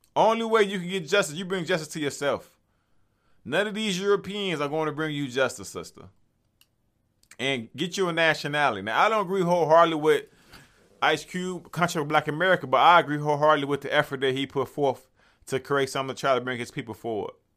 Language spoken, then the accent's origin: English; Chicago, Illinois, United States; I'm from Chicago.